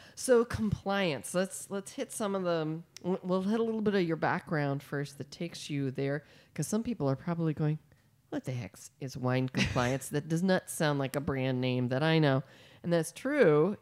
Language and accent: English; Midwest, United States; now in California, United States; growing up in the Midwest